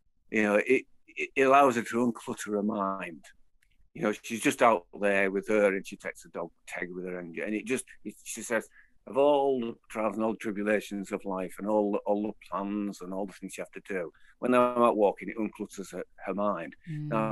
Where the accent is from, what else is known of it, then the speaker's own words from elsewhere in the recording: Leeds, Yorkshire and the Humber, United Kingdom; I grew up with him in Leeds